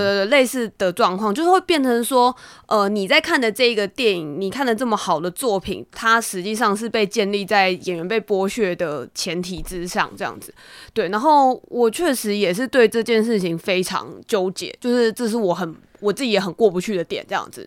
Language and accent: Chinese; Taiwan; 我是身为一个台湾人嘛